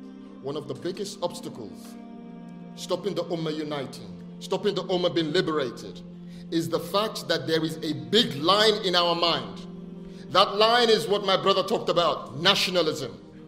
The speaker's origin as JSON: {"language": "English", "country": "Nigeria", "tie": "born or raised there", "said": "I was born here, but I grew up partly in Nigeria when I was young. And when I was growing up in Nigeria, every day in school, we recite the pledge."}